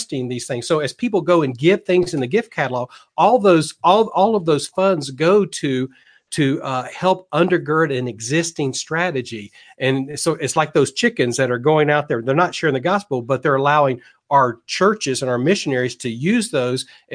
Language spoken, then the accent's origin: English; Tennessee, United States; moved away as an adult; I'm originally from Tennessee area.